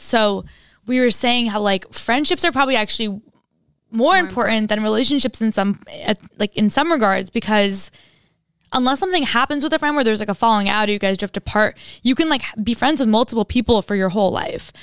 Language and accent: English; Istanbul, Turkey; moved away; I grew up in Istanbul in Turkey and I went to an international school